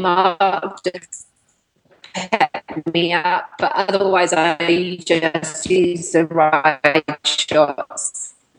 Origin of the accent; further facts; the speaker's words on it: England, United Kingdom; I'm English.